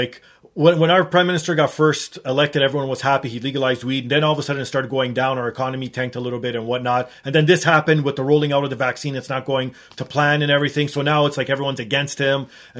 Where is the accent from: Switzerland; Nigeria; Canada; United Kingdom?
Canada; Well, I'm glad I'm Canadian, sorry to say.